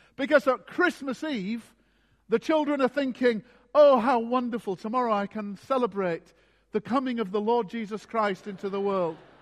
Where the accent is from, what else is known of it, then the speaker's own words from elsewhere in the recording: Scarborough, Yorkshire and the Humber, United Kingdom; my hometown of Scarborough in Yorkshire